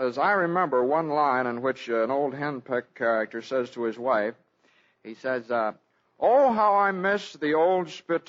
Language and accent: English; Pennsylvania, United States; moved away; Back to Pennsylvania, the town where I was born and raised.